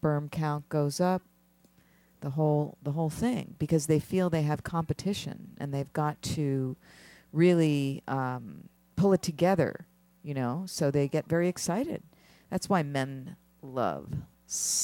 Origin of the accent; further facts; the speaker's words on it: Philadelphia, Pennsylvania, United States; I am from Philadelphia.